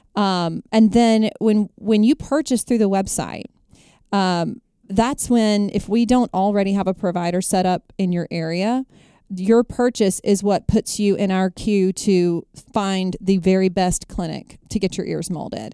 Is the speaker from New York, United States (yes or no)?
no; Jackson, Mississippi, United States; I hail from Jackson, Mississippi. Born and bred in Mississippi